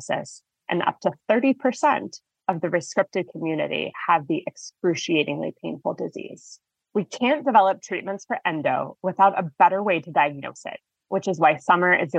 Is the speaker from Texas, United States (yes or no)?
yes; Texas, United States; I'm from Texas